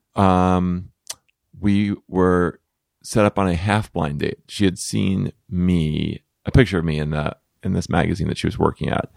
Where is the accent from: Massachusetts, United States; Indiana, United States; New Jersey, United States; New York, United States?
New Jersey, United States; moved away as an adult; we're both from the East Coast